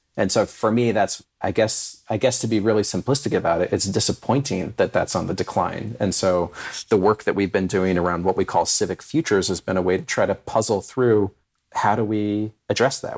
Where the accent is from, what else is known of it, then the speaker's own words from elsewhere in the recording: California, United States; also born or lived in Finland; now in Detroit, United States; I grew up in California and still have a fondness for it